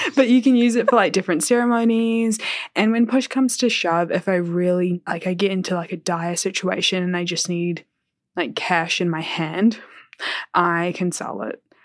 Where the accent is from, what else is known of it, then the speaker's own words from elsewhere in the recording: Kerala, India; I'm South Indian, I'm Malayali, I'm from Kerala